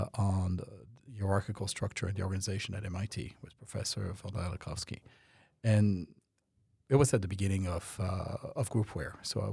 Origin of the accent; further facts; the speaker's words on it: France; also born or lived in Canada; now in United States; So I'm French. I was born in France and moved to Canada, went back and forth, and then moved to the U.S.